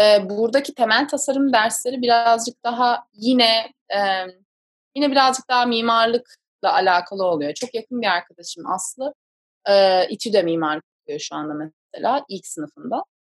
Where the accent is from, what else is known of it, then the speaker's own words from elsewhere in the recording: Istanbul, Turkey; moved away as an adult; also born or lived in San Diego, United States; now in New York, United States; ben doğma büyüme İstanbulluyum